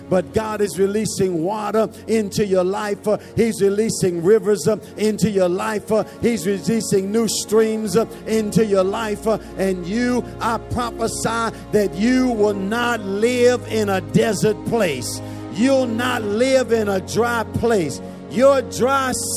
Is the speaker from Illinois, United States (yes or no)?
yes; Chicago, Illinois, United States; I'm from Chicago, and Chicago is known for its cold weather